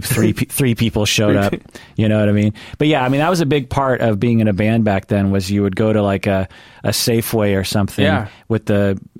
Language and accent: English; Sammamish, Washington, United States; I grew up in Sammamish, if you know where that is. So outside the city as well.